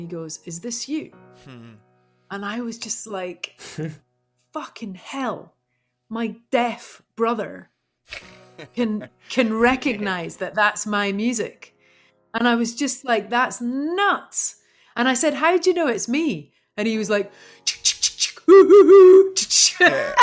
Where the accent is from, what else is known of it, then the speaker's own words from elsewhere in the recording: St Andrews, Scotland, United Kingdom; moved away as an adult; also born or lived in London; now in Topanga Canyon, United States; I grew up in St. Andrews